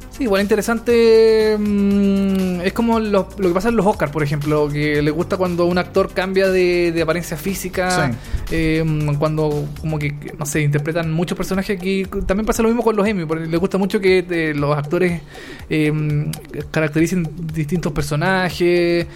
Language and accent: Spanish; Chile; acá en Chile